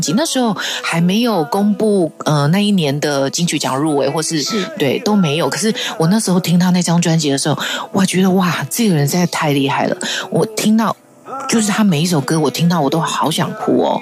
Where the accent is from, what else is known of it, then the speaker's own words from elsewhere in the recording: Taiwan; first language Hakka; 我们自己台湾